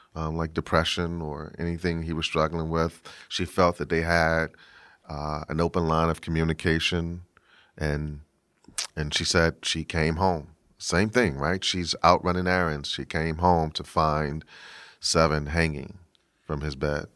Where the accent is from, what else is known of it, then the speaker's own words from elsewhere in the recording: Washington, District of Columbia, United States; I'm from Washington, D C